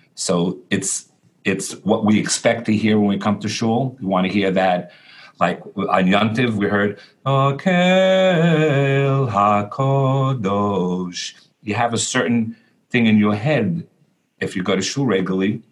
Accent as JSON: {"language": "English", "town": "New York City", "region": "New York", "country": "United States", "tie": "born or raised there", "said": "I grew up in Borough Park in Brooklyn."}